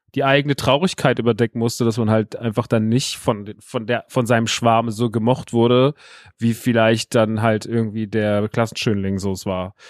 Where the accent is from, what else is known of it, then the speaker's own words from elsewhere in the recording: Rodgau, Hesse, Germany; ich bin ja groß geworden in Rottgaus, ist also ein Dorf vor Offenbach, vor Frankfurt